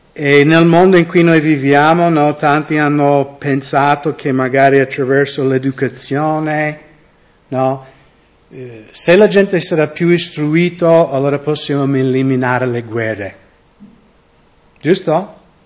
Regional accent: United States; Italian is a second language; moved away; io sono americano

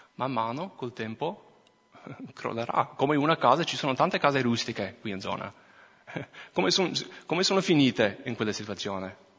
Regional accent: Minnesota, United States; accent: American; Italian is a second language; moved away as an adult; now in Italy; sono cresciuto in Minnesota

